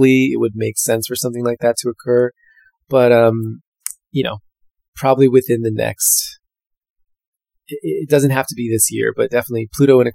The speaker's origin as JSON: {"language": "English", "area": "outside of San Francisco", "region": "California", "country": "United States", "tie": "born or raised there", "moved": "yes", "said": "I am tuning in from my hometown outside of San Francisco"}